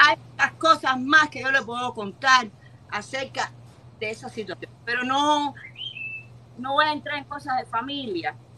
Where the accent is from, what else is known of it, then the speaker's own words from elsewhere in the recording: Cuba; moved away; yo soy cubana, 18 años